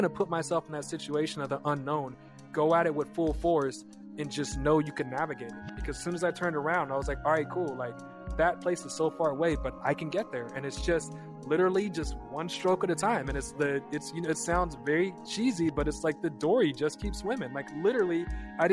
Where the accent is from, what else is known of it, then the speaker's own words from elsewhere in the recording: Kansas, United States; We're just like kids from Kansas